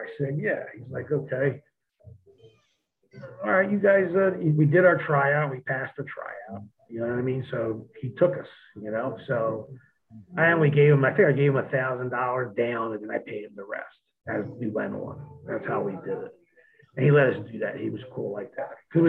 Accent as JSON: {"language": "English", "region": "New Jersey", "country": "United States", "said": "we're from New Jersey."}